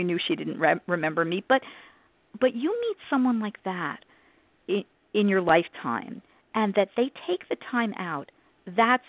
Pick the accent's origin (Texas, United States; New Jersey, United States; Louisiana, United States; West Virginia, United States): New Jersey, United States; us New Yorkers, even though I'm from New Jersey